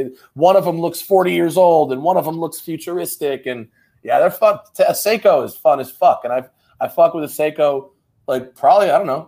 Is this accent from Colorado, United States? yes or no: no; Westchester County, New York, United States; also born or lived in Venice Beach, California; now in Los Angeles, United States; Well, I'm in Venice Beach, California, LA. But I grew up in Westchester County, New York.